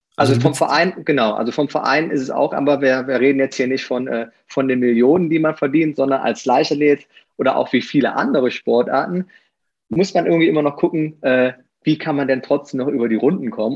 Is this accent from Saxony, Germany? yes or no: no; Aachen, North Rhine-Westphalia, Germany; accent: Rhenish; now in Eifel, Germany; ich komme aus, aus Aachen.